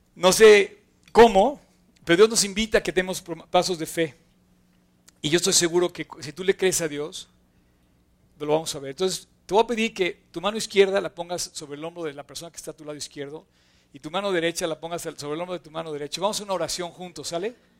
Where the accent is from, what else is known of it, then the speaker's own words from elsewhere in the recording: Mexico; como mexicanos